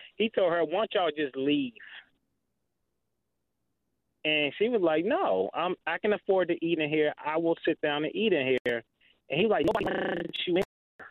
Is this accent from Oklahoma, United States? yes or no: no; Philadelphia, Pennsylvania, United States; now in Washington, D.C., United States; I'm from originally from Philadelphia, but I live in D.C.